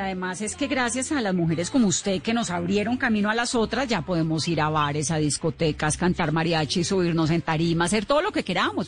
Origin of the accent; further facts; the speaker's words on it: Cali, Valle del Cauca, Colombia; yo soy caleña